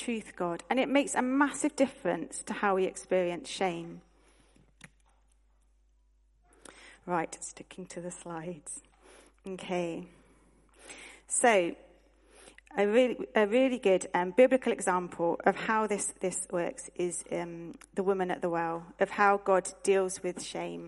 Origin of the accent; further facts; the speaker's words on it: United Kingdom; as British people